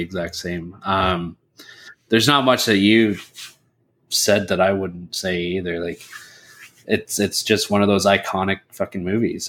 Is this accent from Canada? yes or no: yes; Canada; we're Canadian